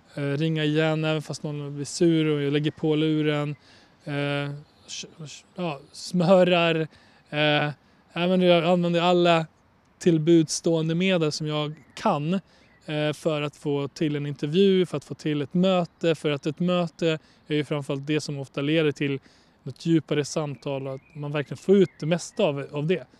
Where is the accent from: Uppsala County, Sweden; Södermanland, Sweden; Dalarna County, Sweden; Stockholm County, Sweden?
Dalarna County, Sweden; Borlänge; also born or lived in Kosovo; jag är från Bålänge, vuxit upp i Bålänge